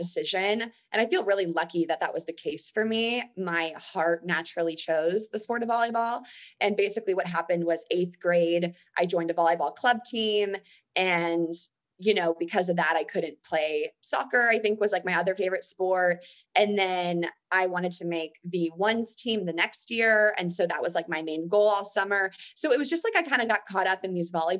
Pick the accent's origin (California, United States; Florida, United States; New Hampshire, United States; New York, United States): California, United States; near Stanford; I grew up near Stanford